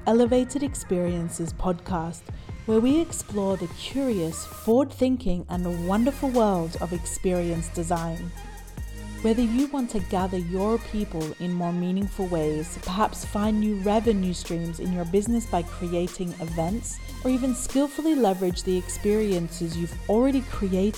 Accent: Brisbane, Queensland, Australia; moved away; my hometown of Brisbane, Australia

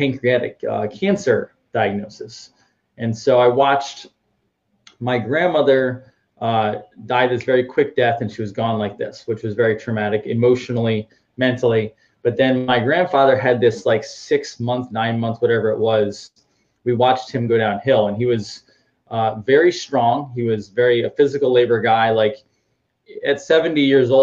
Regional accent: Northeast, United States; moved away as an adult; also born or lived in Boston; now in Orlando, United States; I'm from the Northeast and I was tired of the snow and cold

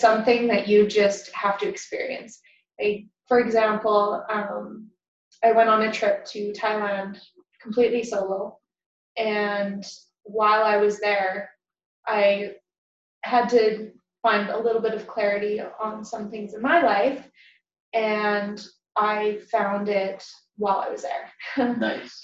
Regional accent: Lethbridge, Alberta, Canada; I grew up in Lethbridge

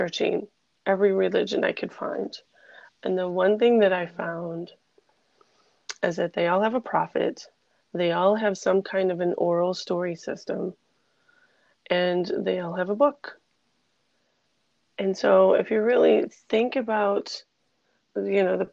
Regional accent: Finger Lakes region, upstate New York, United States; I'm from upstate New York, I was born in the Finger Lakes region, and on a little farm

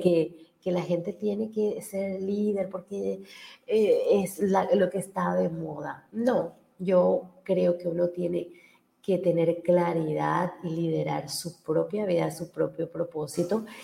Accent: Paraguay; yo he hecho mucho trabajo eh, como paraguaya. he capacitado más de 40.000 mil personas en mi país

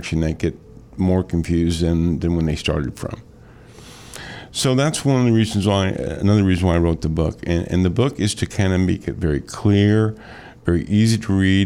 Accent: Metro East, Illinois, United States; also born or lived in Shiloh, Illinois; Born and raised in Metro East

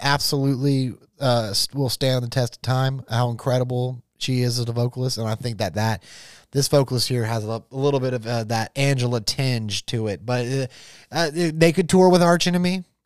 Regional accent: Jacksonville, Florida, United States; I'm from Jacksonville

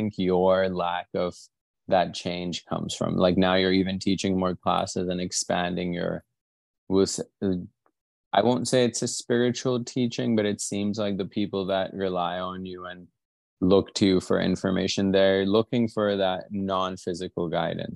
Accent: Pakistan; I'm Pakistani

